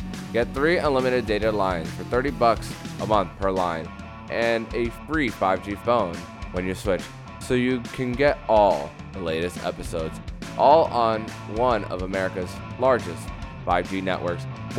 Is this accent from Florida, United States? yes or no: yes; Miami, Florida, United States; I grew up there in West Kendall, Florida, mostly.